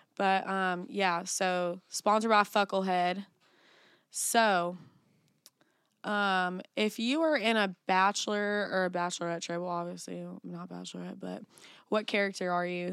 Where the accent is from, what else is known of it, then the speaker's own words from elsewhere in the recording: the Bible Belt, United States; I'm from the Bible Belt